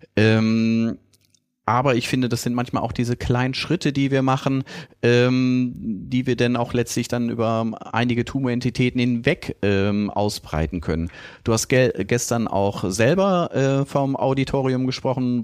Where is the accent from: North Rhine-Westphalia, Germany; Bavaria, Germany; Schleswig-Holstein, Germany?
North Rhine-Westphalia, Germany; Ich als Ostwestfale